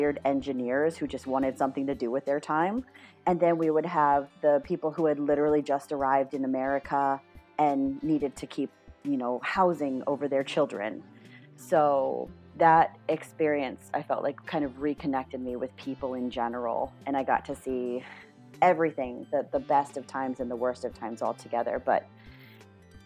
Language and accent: English; Rockville, Maryland, United States; moved away as an adult; also born or lived in Massachusetts / Long Island, New York / Minneapolis, Minnesota / Washington, D.C.; now in South Korea; I moved to Rockville, Maryland, which is right outside of Washington, D.C., when I was 10 years old. So I spent my middle school, high school, formative years in Rockville, Maryland